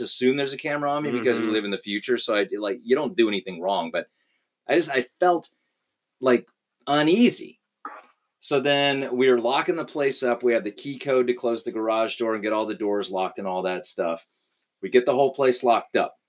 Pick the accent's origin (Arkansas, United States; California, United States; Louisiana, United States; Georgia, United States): Louisiana, United States; I'm from Louisiana